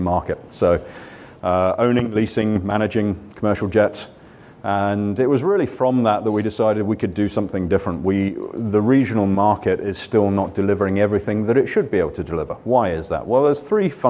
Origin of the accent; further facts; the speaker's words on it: Weybridge, South East England, United Kingdom; moved away as an adult; also born or lived in San Francisco, United States; now in Duxford, United Kingdom; This is my hometown. So I'm a Weybridge lad born and bred. And so I now live, obviously, in Cambridge at Duxford.